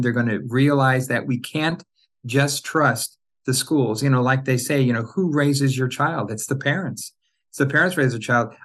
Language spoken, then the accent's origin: English; Orange County, Southern California, United States; now in Los Angeles, United States; I grew up in Southern California, Orange County to be, uh, you know, uh, more specific.